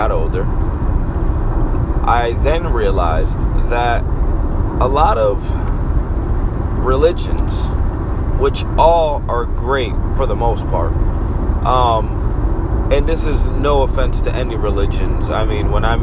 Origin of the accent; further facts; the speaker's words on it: Massachusetts, United States; moved away as an adult; now in Florida, United States; I'm American. Born and raised in Massachusetts